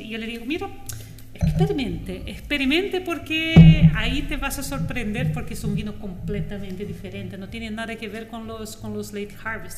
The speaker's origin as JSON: {"language": "Spanish", "town": "Foz do Iguaçu", "region": "Paraná", "country": "Brazil", "also_born_or_lived": "São Paulo, Brazil", "second_language": "Spanish", "moved": "as an adult", "lives_now": "Chile", "said": "Yo soy de Foz de Iguazú"}